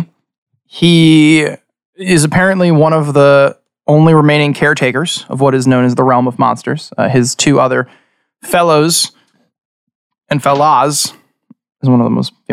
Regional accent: Long Island, New York, United States; We are five dudes from Long Island

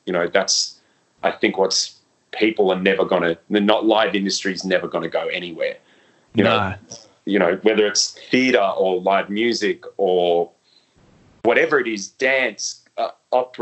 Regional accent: Melbourne, Victoria, Australia; growing up in Melbourne and in the scene

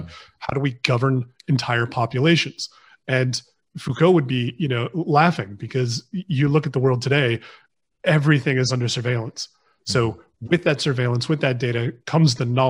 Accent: United States; now in United Kingdom; I'm American. I'm an American citizen

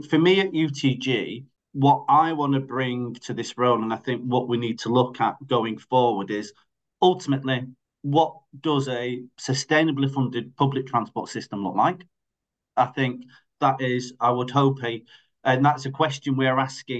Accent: Greater Manchester, North West England, United Kingdom; I live in Greater Manchester, I'm from Greater Manchester

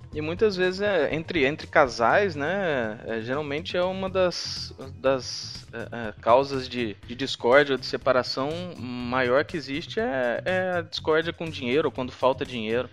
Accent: interior of Minas Gerais, Brazil; also born or lived in São Paulo; Eu sou de Minas, sou do interior de Minas

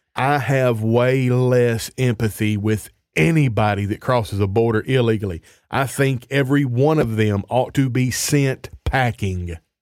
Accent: United States; moved away as an adult; now in Canada; I'm from the States, and I'm a Christian

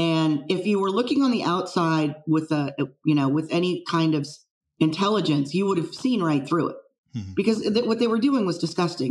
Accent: San Francisco Bay Area, Silicon Valley, California, United States; I'm actually a, a fifth generation San Francisco Bay Area native. Um, grew up here and uh, in Silicon Valley

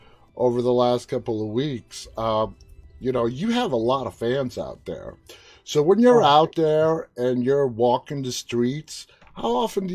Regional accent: New York City, New York, United States; now in Northern Virginia, United States; Well, I'm a native New Yorker, so I'm from Queens.

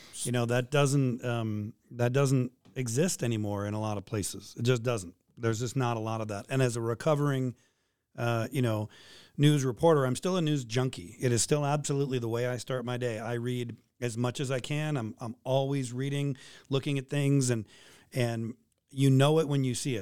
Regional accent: San Francisco, California, United States; moved away as an adult; also born or lived in Boise, Idaho / Kalispell, Montana / Juneau, Alaska; now in Anchorage, United States; San Francisco, my, my hometown

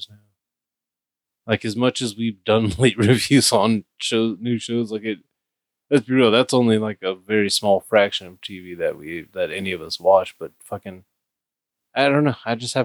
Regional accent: United States; I'm American

